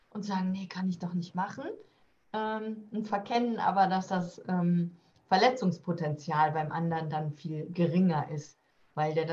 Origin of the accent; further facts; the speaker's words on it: Rhineland, Germany; Ich komme ja aus dem Rheinland.